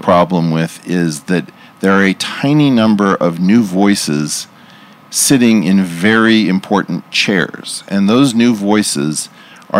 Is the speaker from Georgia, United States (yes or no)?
no; Los Angeles, California, United States; moved away as an adult; I grew up in Los Angeles and left about 36 years ago